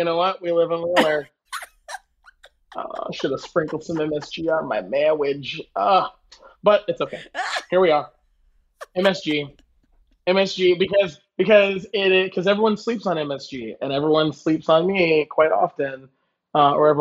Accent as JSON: {"language": "English", "region": "the South", "country": "United States", "said": "I'm from the South"}